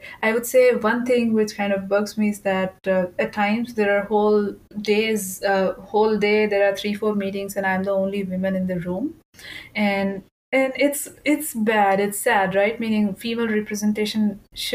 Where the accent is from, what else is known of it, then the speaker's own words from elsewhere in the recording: India; moved away; I grew up in India